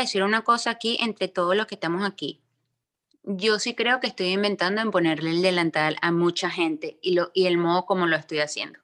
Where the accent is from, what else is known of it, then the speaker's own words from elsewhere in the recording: Venezuela; moved away; yo no vivo en Venezuela, yo soy venezolana, pero yo no vivo en Venezuela